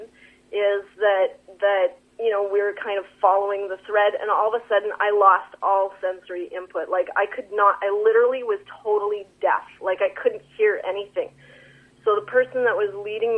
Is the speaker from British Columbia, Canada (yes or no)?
yes; Sons of Freedom Doukhobor community, British Columbia, Canada; I grew up in the Sons of Freedom Dukobor community